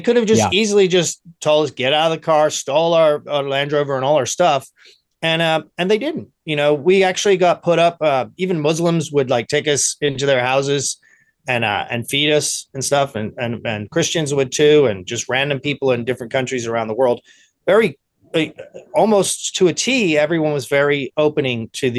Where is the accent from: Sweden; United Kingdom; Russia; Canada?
United Kingdom; England; my parents being Irish, and back then there was still tension between England and Ireland with the IRA and trying to get there, you know, so I would go to school in England, and everyone would be hating the Irish people.